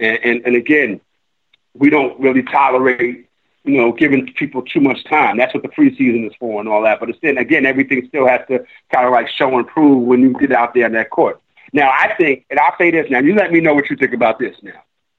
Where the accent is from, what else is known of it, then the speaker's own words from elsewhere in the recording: New York, United States; we definitely have to get away from, you know, being – we're from New York.